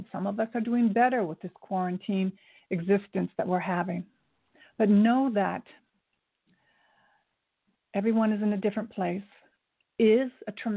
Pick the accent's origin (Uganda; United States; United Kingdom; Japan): Japan; I was born in Japan. My mother is Japanese. My father's Scotch-Irish